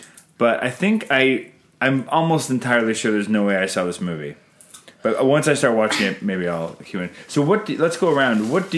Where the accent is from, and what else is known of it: Canada